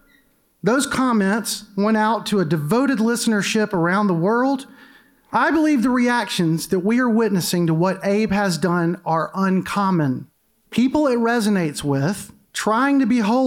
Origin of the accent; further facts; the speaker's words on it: Mobile, Alabama, United States; I grew up in Mobile